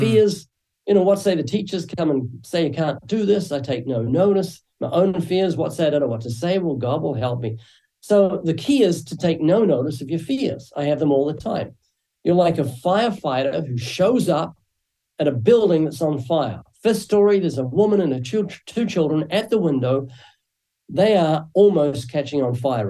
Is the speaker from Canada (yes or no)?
no; New Zealand; moved away as an adult; now in Southern California, United States; you might find a slight accent when I speak. That's because I'm originally from New Zealand